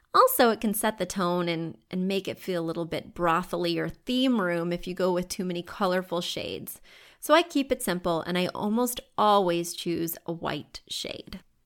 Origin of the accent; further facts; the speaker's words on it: Missouri, United States; now in New York City, United States; Missouri, I'll just use my home state. When you go to Missouri, All the homes are low in the places I grew up